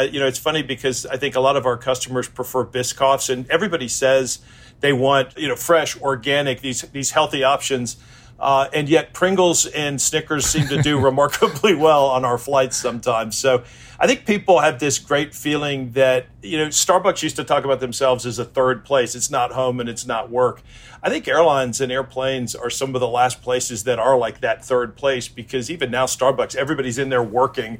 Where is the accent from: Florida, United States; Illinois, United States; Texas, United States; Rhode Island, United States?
Illinois, United States; Chicago; I grew up in Chicago